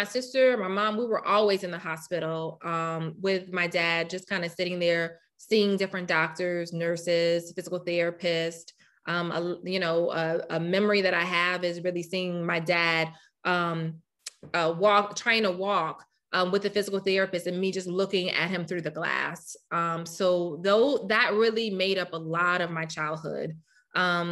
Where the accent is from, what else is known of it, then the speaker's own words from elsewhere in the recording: Louisiana, United States; moved away as an adult; now in Rochester, United States; I'm from Louisiana